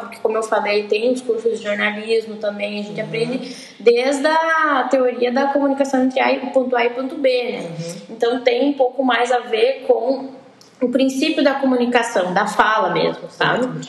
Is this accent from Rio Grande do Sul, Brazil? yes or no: yes; Santa Rosa, Rio Grande do Sul, Brazil; also born or lived in Santa Maria; eu nasci em Santa Rosa e fui cursar Publicidade e Propaganda na Universidade